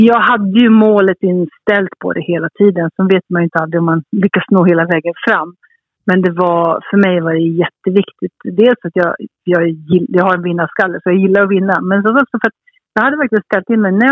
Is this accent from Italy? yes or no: yes; Italy; Jag tror att är man halvitalienska som jag är och uppvuxen i Italien så har man blivit, har man blivit kär i, i goda råvaror